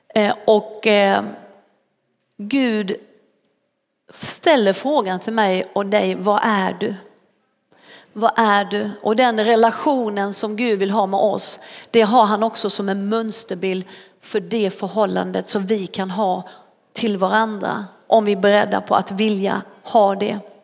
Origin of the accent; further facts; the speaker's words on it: Sweden; Vissa tror inte att jag är svensk, men det är jag